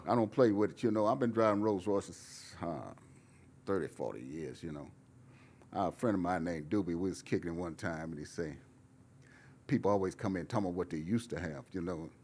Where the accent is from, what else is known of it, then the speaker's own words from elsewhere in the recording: Fresno, California, United States; moved away as an adult; also born or lived in Oakland / Los Angeles; I was from Fresno, but I lived in Oakland and I lived in L A, Oakland